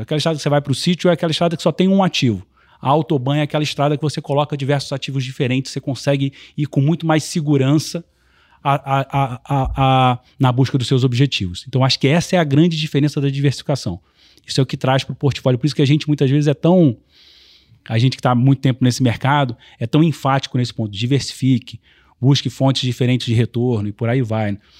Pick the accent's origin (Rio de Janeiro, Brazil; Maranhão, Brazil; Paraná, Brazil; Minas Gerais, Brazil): Rio de Janeiro, Brazil; now in São Paulo, Brazil; como um bom carioca